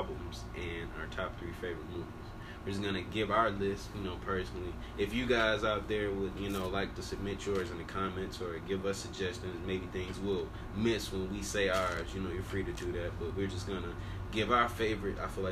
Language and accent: English; the South, United States; I'm from the South.